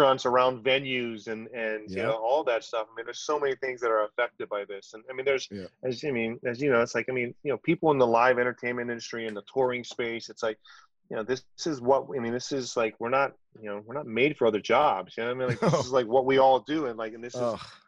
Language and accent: English; Oahu, Hawaii, United States; moved away; also born or lived in Guam; I grew up on Hawaii, grew up on Oahu